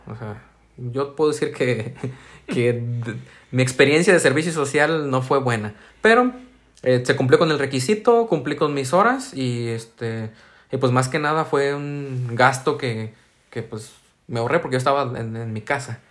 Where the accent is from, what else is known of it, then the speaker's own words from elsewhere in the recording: San Martín, Mexico; opté por venirme a mi ciudad de origen para no estar pagando una renta, para ya no ser foráneo, y, eh, busqué yo mismo hacer el servicio en comunicación social de mi municipio